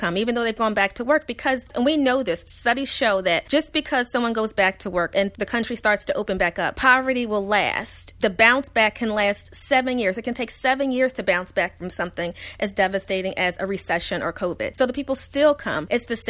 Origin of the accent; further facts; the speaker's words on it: Philadelphia, Pennsylvania, United States; So yes, growing up in Philadelphia public schools, I was around children that did not have even what I had growing up.